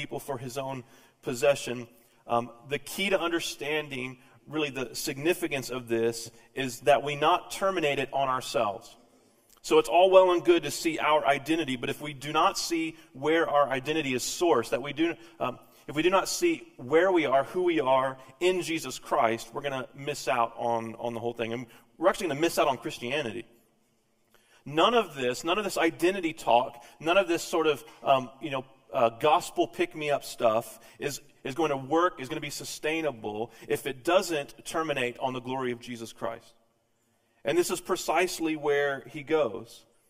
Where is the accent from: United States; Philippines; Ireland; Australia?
United States; Texas; also born or lived in Tennessee / Vermont; now in Missouri, United States; I was born in Texas, grew up in Texas, spent some time in Tennessee, 12 years in Tennessee before moving to Vermont